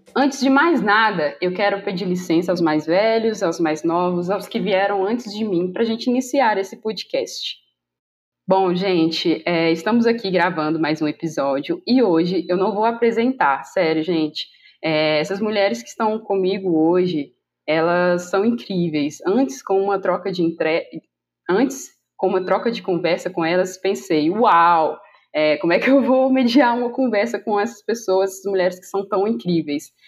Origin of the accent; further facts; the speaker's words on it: Belo Horizonte, Minas Gerais, Brazil; sou da Zona Norte de BH, mais precisamente ali de Venda Nova